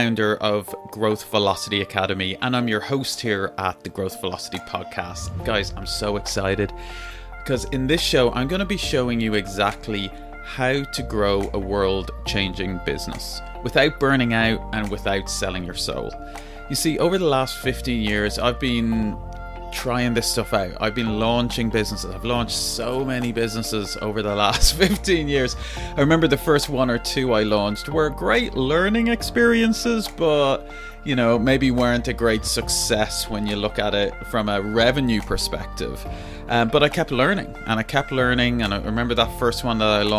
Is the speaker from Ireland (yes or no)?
yes; Ireland; I'm from Ireland.